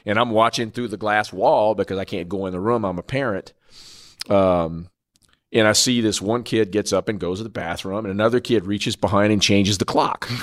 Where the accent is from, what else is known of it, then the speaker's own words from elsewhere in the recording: Norfolk, Virginia, United States; my hometown in Norfolk, Virginia